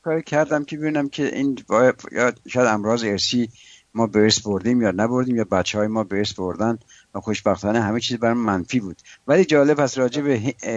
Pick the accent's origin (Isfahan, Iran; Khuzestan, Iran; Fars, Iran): Fars, Iran; Shiraz; ما شیرازی هستیم